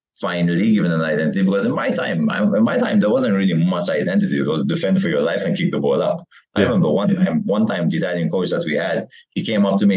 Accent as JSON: {"language": "English", "country": "Malta", "tie": "born or raised there", "also_born_or_lived": "Kingston, England / Weybridge, Surrey, England / Qormi, Malta", "said": "I moved back here when I was around five years old"}